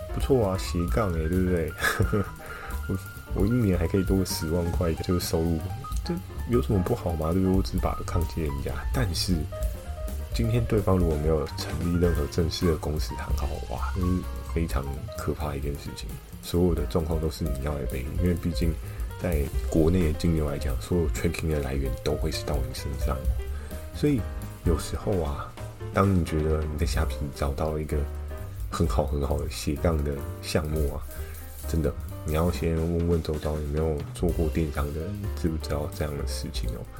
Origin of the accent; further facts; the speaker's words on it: Taiwan; 我是台湾人